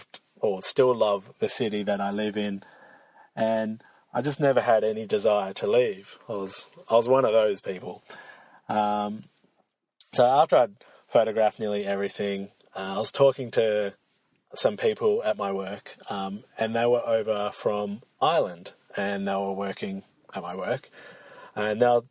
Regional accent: Australia; I'm from Australia, so big lakes and snowy mountains, we do have them, but they're pretty rare over here

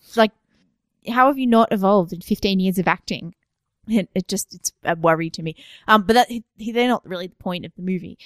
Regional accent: Australia; as being Australian

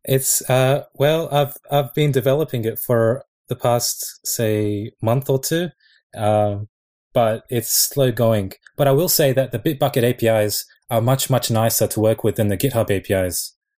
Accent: Sydney, New South Wales, Australia; moved away as an adult; now in Japan; I'm I'm from Sydney though. Like I've only been here for two months, but I'm originally from Sydney

